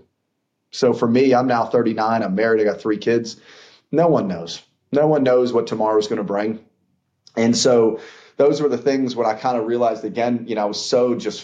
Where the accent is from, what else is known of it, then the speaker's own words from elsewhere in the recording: Pittsburgh, Pennsylvania, United States; also born or lived in Atlanta, Georgia; now in Savannah, United States; we grew up in Pittsburgh